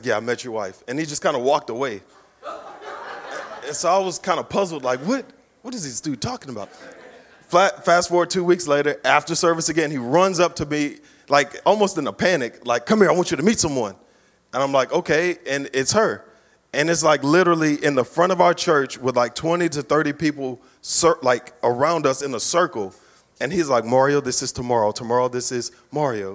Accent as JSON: {"language": "English", "town": "Baton Rouge", "region": "Louisiana", "country": "United States", "said": "I come from Baton Rouge"}